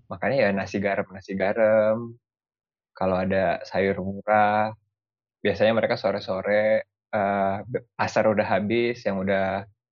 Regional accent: Indonesia; moved away; saya datang dari Indonesia kan kita mayoritas Muslim

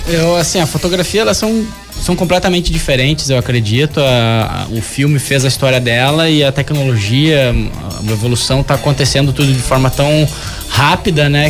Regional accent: Novo Hamburgo, Rio Grande do Sul, Brazil; moved away as an adult; now in São Paulo, Brazil; Eu lá com meus 20 anos no Rio Grande do Sul, eu sou gaúcho

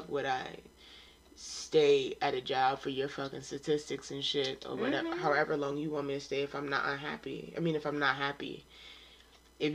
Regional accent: New York, United States; I'm from New York

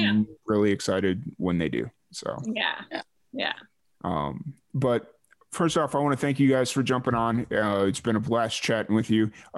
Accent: Chicago, Illinois, United States; I'm from Chicago

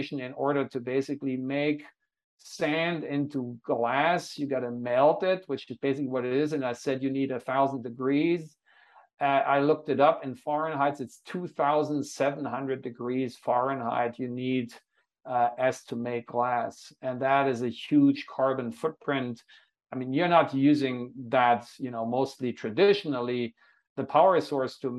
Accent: Hanover, Lower Saxony, Germany; now in Honolulu, United States; my hometown, the city of Hanover

